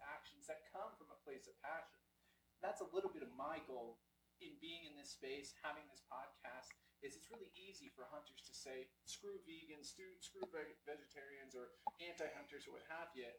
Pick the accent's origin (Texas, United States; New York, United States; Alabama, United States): New York, United States; Long Island; now in New York City, United States; I come from Long Island, New York, living in New York City